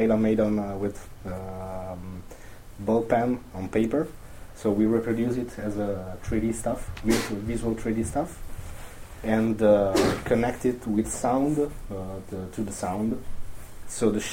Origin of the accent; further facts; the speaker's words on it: Italy; I'm from Italy